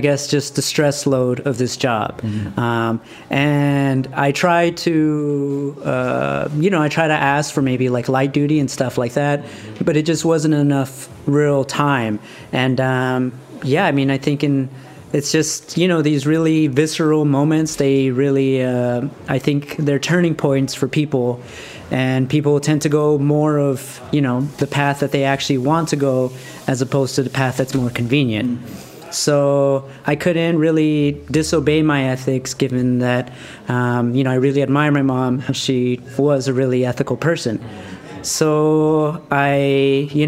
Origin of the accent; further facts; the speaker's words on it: Los Angeles, California, United States; I'm from Highland Park.